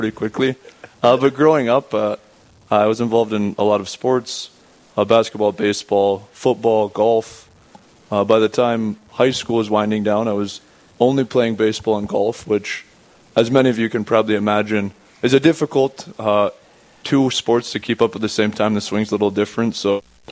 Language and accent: English; Rapid City, South Dakota, United States; I'm from Rapid City itself. My house is right across the street from the cathedral there, actually. My parents were living there at the time that I was born, and I spent the next 18 years there